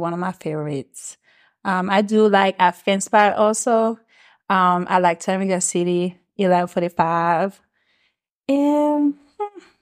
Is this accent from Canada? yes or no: no; Switzerland; first language French; English is a second language; moved away as an adult; also born or lived in Maryland, United States; now in Atlanta, United States; So, I was born in Maryland, but I grew up overseas in Switzerland.